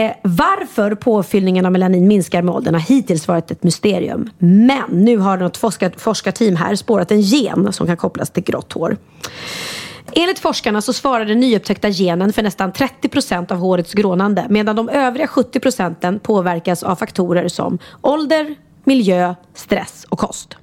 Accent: Värmdö, Stockholm County, Sweden; alltid firat midsommar ute på Värmdö där vi är uppvuxna

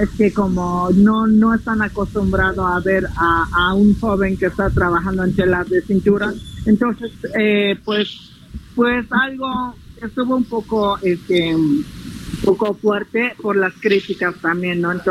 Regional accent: Magdalena Aldama, Chiapas, Mexico; bueno, de mi pueblo de Magdalena Aldama, es que como los tejidos, los trocados que nosotros hacemos, gracias a Dios que todavía nosotros guardamos la cultura como nosotros, como pueblos indígenas

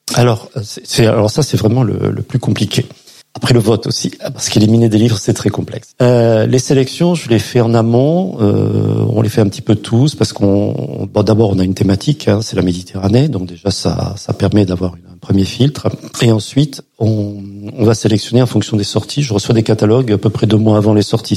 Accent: Perpignan, Occitania, France; je suis de Perpignan

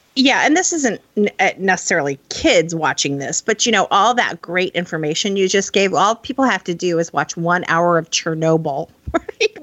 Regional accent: Midwest, United States; I grew up in the Midwest

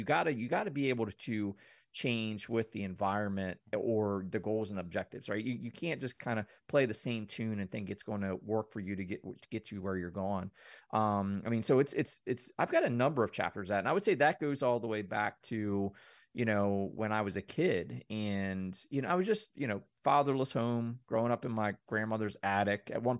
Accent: Mayberry, United States; I come from Mayberry, man, 2000 people, small town, everybody knows everyone.

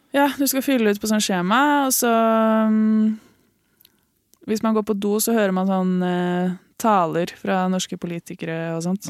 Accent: Lillehammer, Innlandet, Norway; also born or lived in Oslo / Ås, Akershus; Jeg er født i Oslo. Mm. Oppvokst på Ås i Akershus, eller Viken, da. Mm. Og så flytta jeg til Lillehammer da jeg begynte i fjerde klasse, så jeg føler meg egentlig litt som lillehamring

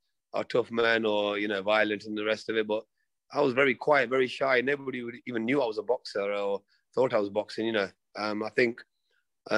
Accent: Nottingham, East Midlands, United Kingdom; also born or lived in Reading, Berkshire; I was born in Reading, in Berkshire, but I came into Nottingham when I was about a year old. Okay. So more or less Nottingham, born and bred almost

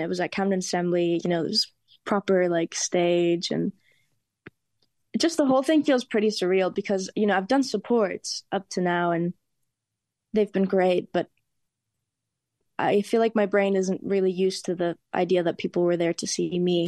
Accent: Germany; moved away; also born or lived in Spain; I'm Spanish, and I grew up in Germany

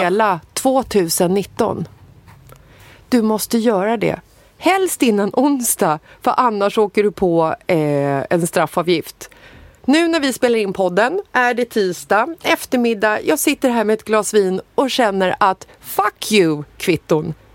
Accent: Stockholm, Stockholm County, Sweden; jag är född i Bagarmossen

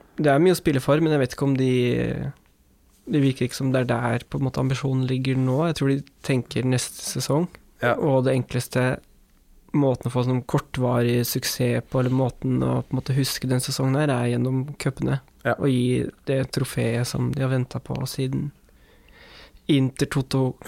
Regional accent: Norway; for meg som nordmann

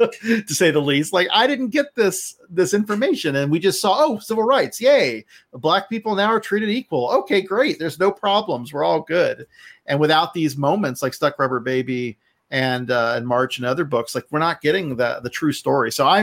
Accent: Florida, United States; I was from Florida, which is predominantly Southern, even though it's, you know, South right. Florida. So it's a weird mix of North and South. But, you know, my family is from Alabama.

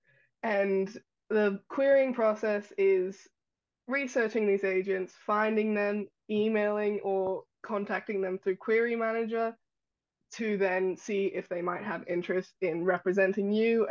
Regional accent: Australia; born or raised there

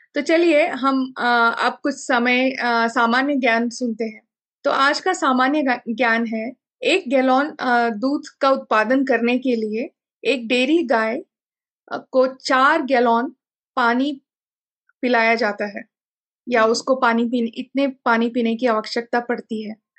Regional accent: Belgaum, Karnataka, India; मैं बेलगम से हूँ

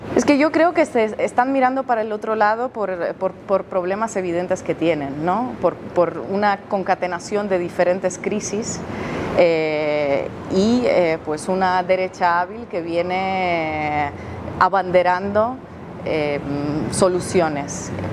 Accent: Russia; Yo soy rusa

